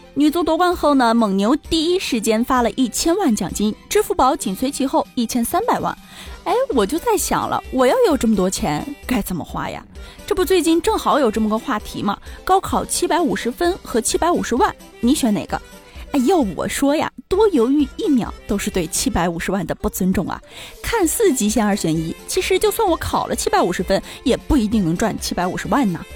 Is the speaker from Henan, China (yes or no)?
no; Inner Mongolia, China; 我是来自内蒙古的女汉子，从小就喝着水龙头里流出的牛奶，高考考试我考的可是骑马射箭